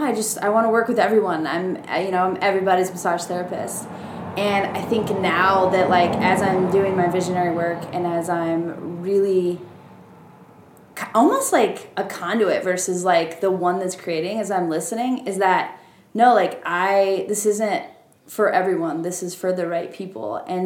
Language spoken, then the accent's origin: English; Portland, Oregon, United States; so I come from Portland, right? Everything's new and up and coming.